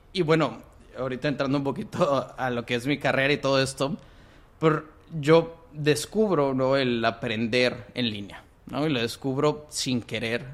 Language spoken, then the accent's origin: Spanish; Monterrey, Nuevo León, Mexico; moved away as an adult; also born or lived in Guatemala / Mexico City; Y aquí en Monterrey estoy prácticamente toda mi vida hasta la prepa